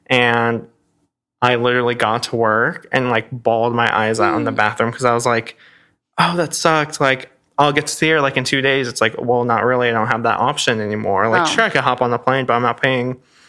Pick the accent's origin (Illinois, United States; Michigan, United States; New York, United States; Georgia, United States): Illinois, United States; Chicago; also born or lived in Fort Worth, Texas / Arkansas; now in Los Angeles, United States; born and raised in Chicago, living in Fort Worth and DFW, and then like going to the University of Arkansas